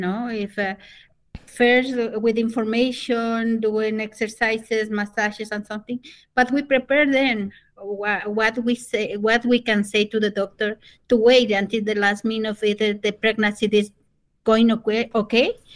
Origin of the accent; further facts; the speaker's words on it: Otavalo, South America, Imbabura, Ecuador; English is a second language; now in United States; I'm a native from South America. I'm a Quichua Otavalo